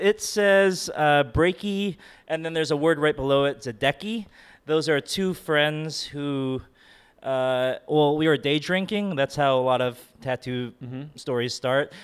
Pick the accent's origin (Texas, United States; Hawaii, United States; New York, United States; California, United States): Hawaii, United States; Oahu; I'm from Oahu. It's the most populated island.